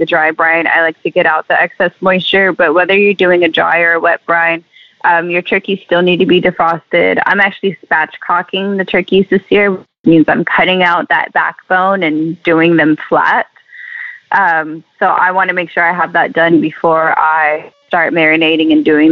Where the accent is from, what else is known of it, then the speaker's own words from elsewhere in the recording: Texas, United States; I am from Texas, as are my parents and my grandparents, and we got deep Texas roots.